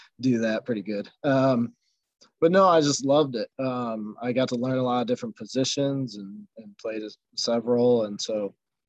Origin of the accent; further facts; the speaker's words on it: Auburn, Indiana, United States; also born or lived in Terre Haute, Indiana / Chicago, Illinois; now in Fort Wayne, United States; I grew up in Auburn, went to DeKalb